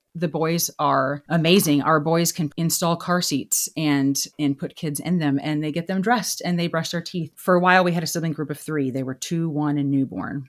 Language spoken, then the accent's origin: English; Texas, United States; I grew up in Texas with my parents